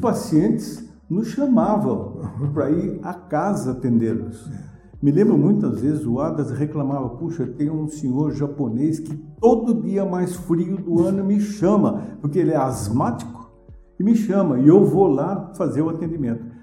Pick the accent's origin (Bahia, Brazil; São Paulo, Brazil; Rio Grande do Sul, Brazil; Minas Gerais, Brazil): São Paulo, Brazil; Atibaia; Eu sou nascido aqui em Atibaia